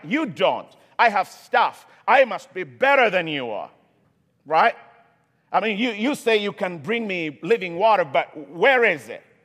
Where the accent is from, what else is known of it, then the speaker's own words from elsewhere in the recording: Kenya; moved away; I come from Kenya originally